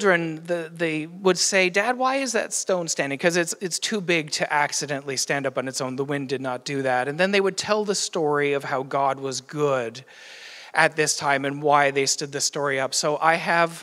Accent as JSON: {"language": "English", "region": "Newfoundland and Labrador", "country": "Canada", "moved": "yes", "lives_now": "Ottawa Valley, Canada", "said": "I am from Newfoundland as well"}